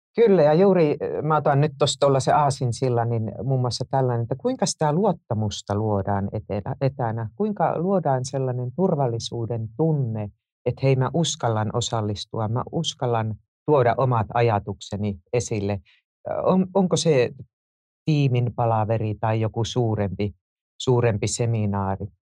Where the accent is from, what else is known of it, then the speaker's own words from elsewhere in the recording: Joensuu, North Karelia, Finland; moved away; mä oon syntynyt Tuupovaarassa, joka myös on nykyisin Joensuun Tuupovaara.